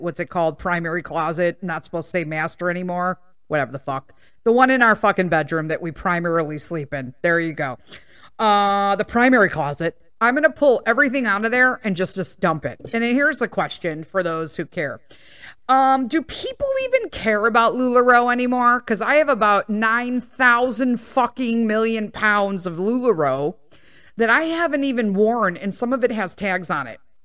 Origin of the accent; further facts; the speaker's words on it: Chicago, Illinois, United States; I was born and raised in Chicago. I moved out of Chicago for the first time six years ago when we purchased this house in the suburbs